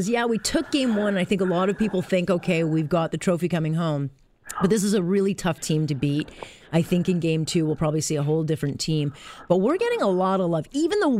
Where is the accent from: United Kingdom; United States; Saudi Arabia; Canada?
Canada; maybe I'm being too Canadian